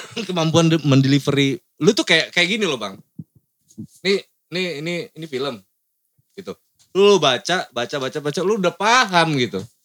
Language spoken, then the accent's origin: Indonesian; Lampung, Indonesia; kota gue